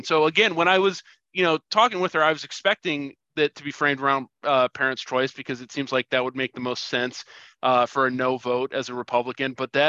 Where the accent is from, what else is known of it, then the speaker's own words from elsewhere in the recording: Missouri, United States; moved away; my home state